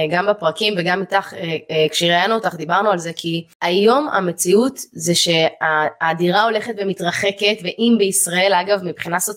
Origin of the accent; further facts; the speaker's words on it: Ra'anana, Central District, Israel; ואני אה, גדלתי בבית אה, טוב הכל סבבה גדלתי ברעננה הכל אחלה